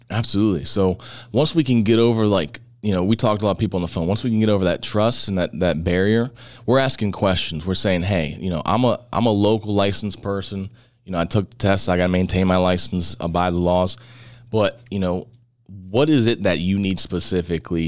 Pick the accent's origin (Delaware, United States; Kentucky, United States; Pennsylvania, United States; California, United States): Pennsylvania, United States; Butler; we're born and raised in the Butler area.